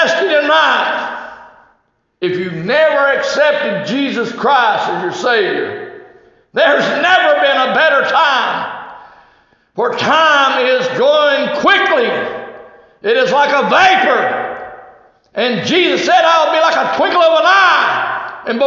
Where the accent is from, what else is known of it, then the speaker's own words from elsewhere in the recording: United States; We as American citizens